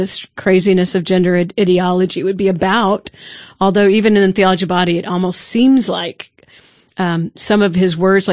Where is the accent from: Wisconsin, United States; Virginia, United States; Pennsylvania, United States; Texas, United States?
Texas, United States; I'm from Texas